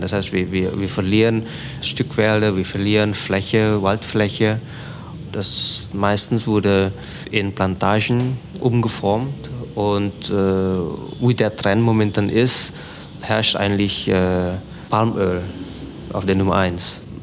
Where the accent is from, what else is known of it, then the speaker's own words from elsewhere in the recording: Jakarta, Indonesia; German is a second language; moved away as an adult; also born or lived in Germany / Aceh; now in Sumatra, Indonesia; Ich bin in Jakarta geboren ich habe zwischendurch in Deutschland studiert